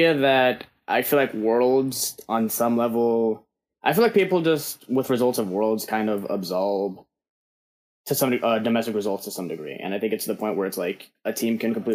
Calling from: Washington, District of Columbia, United States; I'm calling from Washington, D.C.

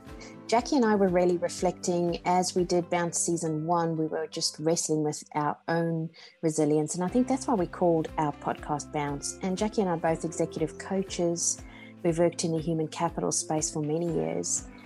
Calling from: Sydney, New South Wales, Australia; And I'm in Sydney, Australia.

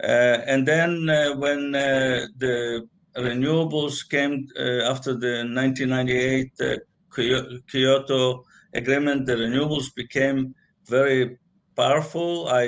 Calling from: Los Angeles, California, United States; But I'm joining from Los Angeles, California.

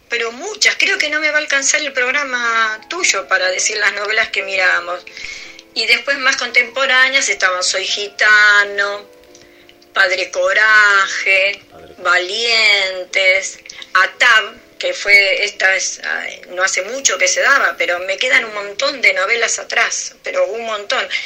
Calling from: Avellaneda, Buenos Aires Province, Argentina; Bueno, te mando un beso grande. … de Avellaneda.

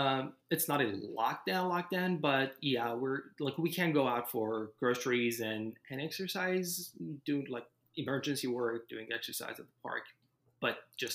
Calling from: St. Louis, Missouri, United States; I am sitting in my living room in my one-bedroom apartment in St. Louis, Missouri.

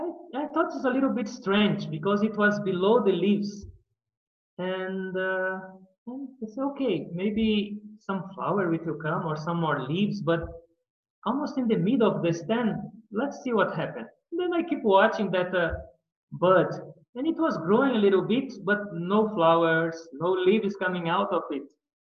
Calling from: São Paulo, Brazil; I'm presently speaking from Brazil, from São Paulo, from our Ashram Temple of Divine Love. In the last 7 years, I have been here in Brazil, in São Paulo, at this ashram

